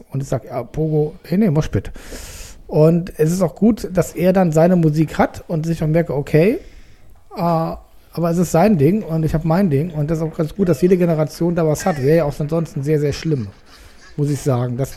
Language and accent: German; West Germany, Germany; Das interessiert mich als Wessi sehr, äh, um euer Leben besser verstehen zu können.